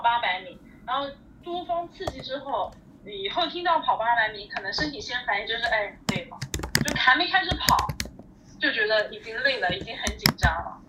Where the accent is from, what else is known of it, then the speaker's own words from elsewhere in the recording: Zhejiang, China; moved away; 我是浙江人啊